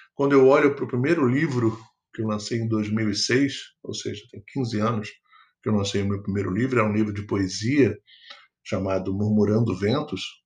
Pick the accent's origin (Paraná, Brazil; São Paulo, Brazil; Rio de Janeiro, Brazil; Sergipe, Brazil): Rio de Janeiro, Brazil; sou natural do Rio de Janeiro